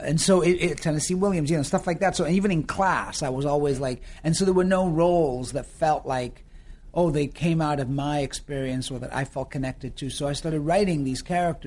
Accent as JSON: {"language": "English", "region": "Yorkshire and the Humber", "country": "United Kingdom", "also_born_or_lived": "Florida, United States", "accent": "northern Yorkshire", "said": "people just thought I was from New York because the melding of the American and the northern Yorkshire accent, people were just like, are you from New York?"}